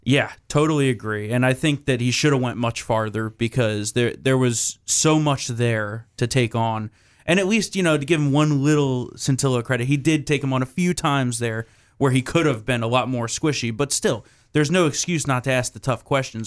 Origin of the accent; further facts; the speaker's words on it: New Jersey, United States; my home state of New Jersey